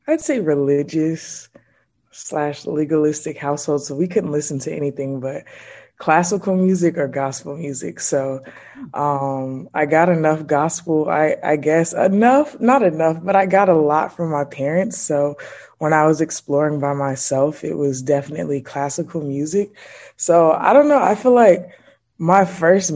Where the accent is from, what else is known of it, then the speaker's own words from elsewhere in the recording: Atlanta, Georgia, United States; I was born on the south side of Atlanta. It's like, I'm so proud of that. Yep. Born and raised in Atlanta